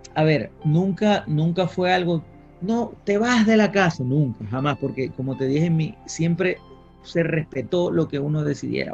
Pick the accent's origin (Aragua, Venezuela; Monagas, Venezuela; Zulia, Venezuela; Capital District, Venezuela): Zulia, Venezuela; Maracaibo; moved away as an adult; now in Madrid, Spain; yo nací en Maracaibo, eh, viví hasta los 28 años en Maracaibo. Crecí en una familia muy bonita